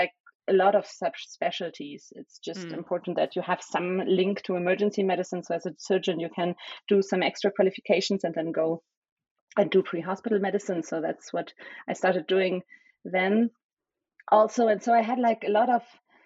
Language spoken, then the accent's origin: English; small village near Cologne, North Rhine-Westphalia, Germany; first language German and Spanish; English is a second language; also born or lived in Berlin; So I was born in Berlin, the capital of Germany, but I grew up in a kind of small village near Cologne, which is in the center west of Germany